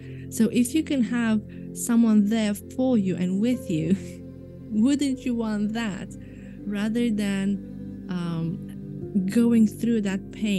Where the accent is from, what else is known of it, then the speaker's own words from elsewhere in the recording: Romania; first language Romanian; English is a second language; Yes. It's my mother tongue, so I have to.